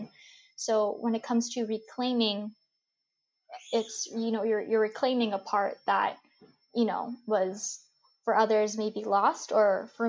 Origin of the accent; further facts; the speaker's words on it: United States; accent: super American; my accent is super American